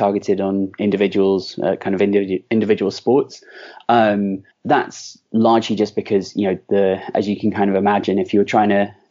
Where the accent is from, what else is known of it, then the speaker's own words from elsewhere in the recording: London, United Kingdom; I was raised in London